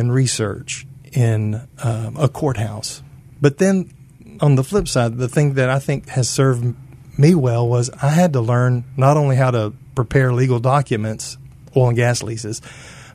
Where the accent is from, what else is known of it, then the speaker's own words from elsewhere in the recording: Tyler, Texas, United States; right out of Baylor to come back to Tyler my hometown